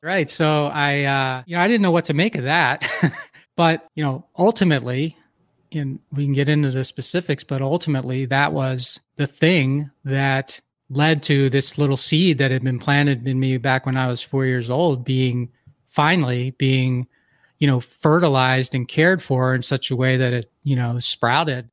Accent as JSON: {"language": "English", "town": "Philadelphia", "region": "Pennsylvania", "country": "United States", "tie": "born or raised there", "also_born_or_lived": "Detroit / New Jersey / Milwaukee, Wisconsin", "moved": "as an adult", "said": "I grew up in Philadelphia, so I moved to Detroit"}